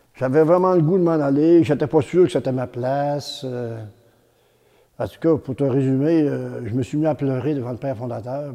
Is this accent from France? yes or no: no; Beauce, Quebec, Canada; Mon enfance dans la Beauce, c'était euh, ça très bien. J'ai été élevé sur une ferme